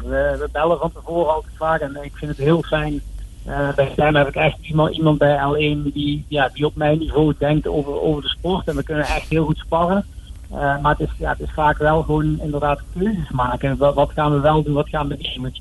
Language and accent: Dutch; Limburg, Netherlands; trotse Limburgers willen we natuurlijk Max dat eh, volgen en steunen.